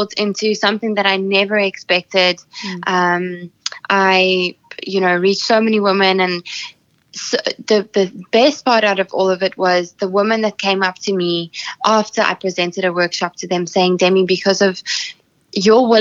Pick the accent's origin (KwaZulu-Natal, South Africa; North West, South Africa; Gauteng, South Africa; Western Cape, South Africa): Western Cape, South Africa; Sedgefield; my hometown, Nel-Peters, Sedgefield in South Africa